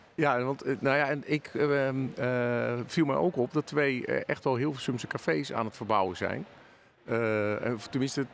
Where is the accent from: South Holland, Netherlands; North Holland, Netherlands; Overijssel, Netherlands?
North Holland, Netherlands; Hilversum; Ik kom dus ehm, oorspronkelijk uit Hilversum en ben dus een tijdje weg geweest en nu weer, nu weer terug.